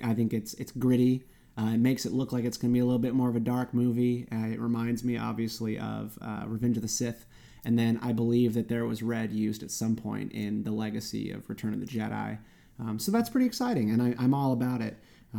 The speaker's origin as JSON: {"language": "English", "town": "Raleigh", "region": "North Carolina", "country": "United States", "tie": "born or raised there", "said": "My hometown of Raleigh, North Carolina, was just absolutely overwhelmed."}